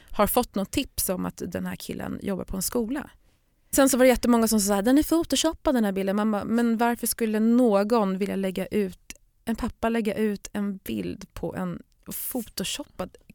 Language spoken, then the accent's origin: Swedish; Stockholm, Stockholm County, Sweden; jag menar jag är ju uppvuxen i Stockholm